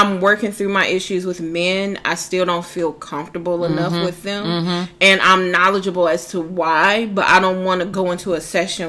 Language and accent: English; Midwest, United States; Being that we're from the Midwest, the gay lifestyle is not embraced like that.